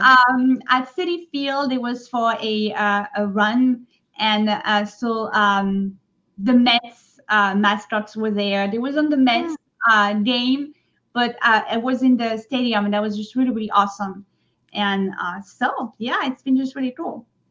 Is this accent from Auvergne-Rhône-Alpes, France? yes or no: no; Provence-Alpes-Côte d'Azur, France; English is a second language; moved away as an adult; now in New York City, United States; I grew up in France